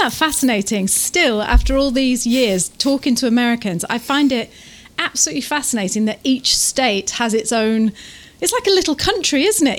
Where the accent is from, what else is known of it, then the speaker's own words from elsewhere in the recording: Taranaki, New Zealand; we're from Taranaki